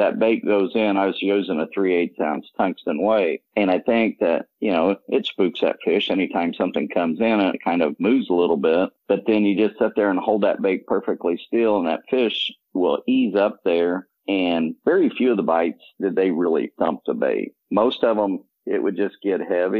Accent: Indiana, United States; I'm from Indiana

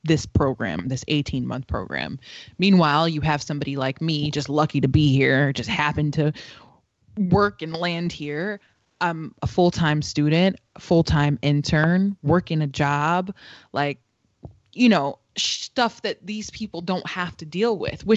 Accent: Waterbury, Connecticut, United States; Growing up in Waterbury, going to a public school, even if it was shitty education, I was around niggas that looked like me

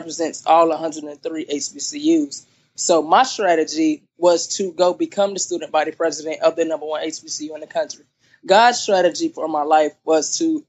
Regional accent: Durham, North Carolina, United States; now in Charlotte, United States; I was originally born in Durham, North Carolina.

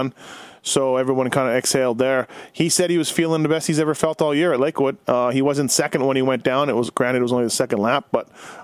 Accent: Canada; I'm Canadian

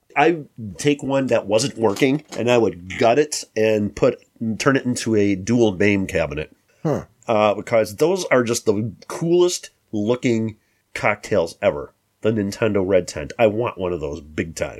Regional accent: Chicago, Illinois, United States; We're from the Chicago metro area

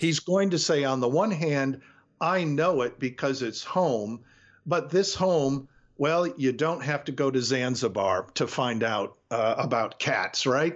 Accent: Detroit, Michigan, United States; I grew up in Detroit

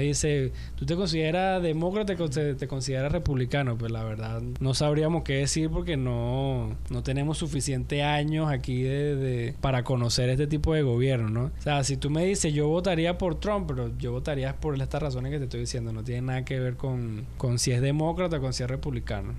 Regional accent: Venezuela

